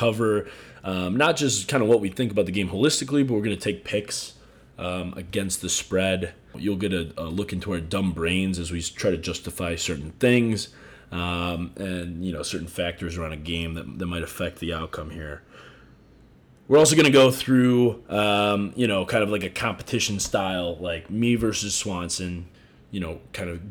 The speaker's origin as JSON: {"language": "English", "town": "Chicago", "region": "Illinois", "country": "United States", "moved": "yes", "said": "I'm from Chicago."}